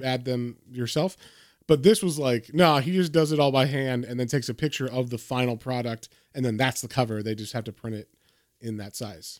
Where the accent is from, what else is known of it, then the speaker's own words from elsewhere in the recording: United States; as an American